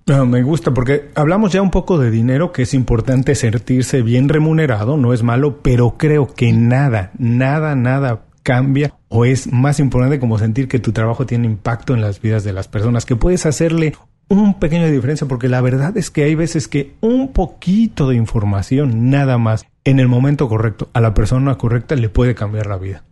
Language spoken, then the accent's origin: Spanish; Mexico; lo mexicano no somos iguales